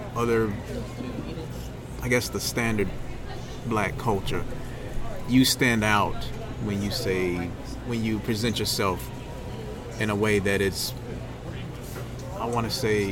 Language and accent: English; Thomson, Georgia, United States; moved away as an adult; now in Augusta, United States; growing up in Thompson with that mentality